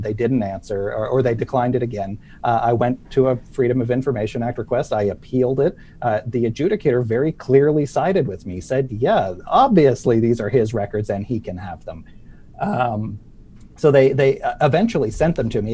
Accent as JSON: {"language": "English", "town": "Sydney", "region": "Nova Scotia", "country": "Canada", "tie": "born or raised there", "said": "my hometown in Sydney, Nova Scotia."}